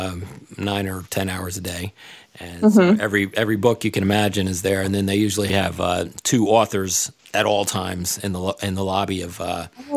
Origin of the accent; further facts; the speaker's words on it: New York City, New York, United States; I grew up in Staten Island, New York